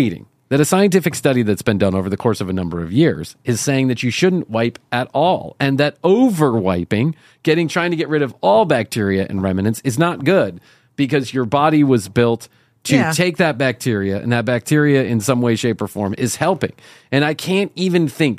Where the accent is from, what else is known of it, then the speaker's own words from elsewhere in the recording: United States; growing up in the United States of America